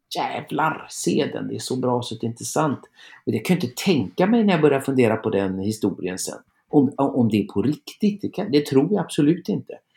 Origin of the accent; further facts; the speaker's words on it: Trollhättan, Västra Götaland, Sweden; min hemstad